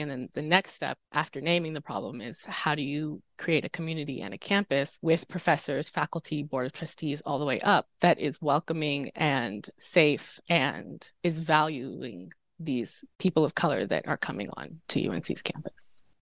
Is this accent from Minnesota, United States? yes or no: no; Durham, North Carolina, United States; I'm from North Carolina. I'm from Durham